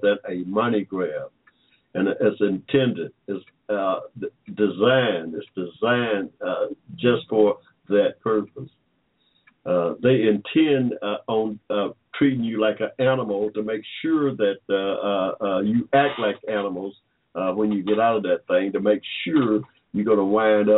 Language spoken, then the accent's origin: English; Georgia, United States; I was born in 1945 in Georgia